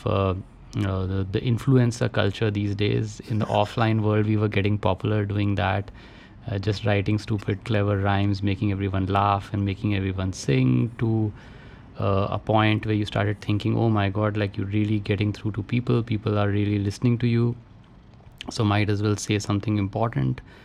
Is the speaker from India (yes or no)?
yes; Roorkee, Uttarakhand, India; I grew up in Roorkee, uh, IIT now, which my father was a professor in.